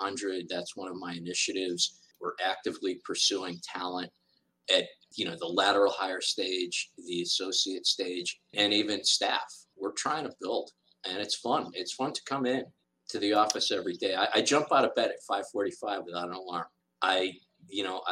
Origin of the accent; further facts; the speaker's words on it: Berlin, Connecticut, United States; I grew up in Berlin, Connecticut, which is a great town where I really, truly learned how to be grounded